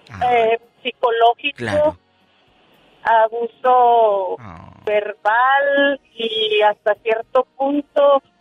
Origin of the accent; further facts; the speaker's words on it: Zacatecas, Mexico; now in Chicago, United States; yo soy del estado de Zacatecas.